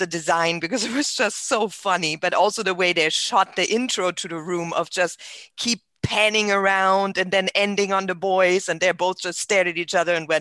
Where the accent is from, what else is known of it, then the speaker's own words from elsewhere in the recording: Berlin, Germany; now in Orlando, United States; I'm from Orlando, Florida, via Germany, born in Berlin, Germany, but been here for 25 years now